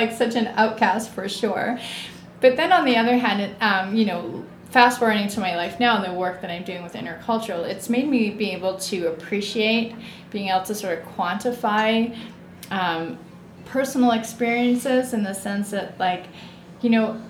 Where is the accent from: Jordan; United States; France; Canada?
Canada; also born or lived in England; I grew up in Canada. So I was actually born in England mm-hmm. and raised in Canada.